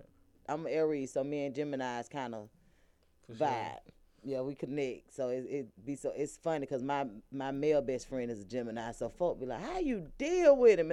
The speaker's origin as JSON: {"language": "English", "town": "Atlanta", "region": "Georgia", "country": "United States", "tie": "born or raised there", "said": "I went to Doug, too"}